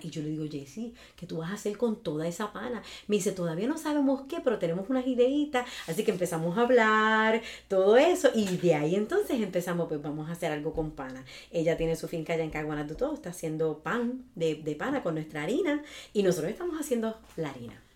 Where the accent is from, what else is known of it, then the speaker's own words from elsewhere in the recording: Ciales, Puerto Rico; also born or lived in Chicago; now in Jayuya, Puerto Rico; yo soy de Ciales, pero ya adoptada en Jayuya hace 20 años.